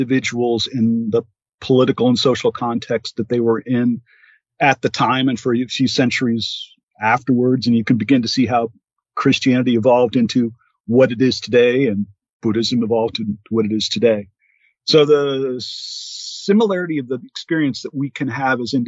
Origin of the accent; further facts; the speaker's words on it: United States; being an American citizen